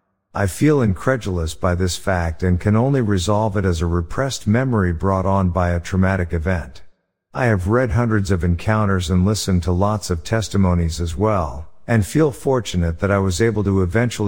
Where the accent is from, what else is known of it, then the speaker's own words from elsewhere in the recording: California, United States; I'm from California, and I was in the northeastern corner of North Carolina the day before Thanksgiving visiting a friend.